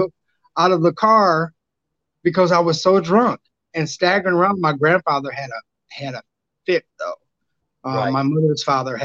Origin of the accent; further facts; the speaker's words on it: Peoria, Illinois, United States; my hometown of Peoria, Illinois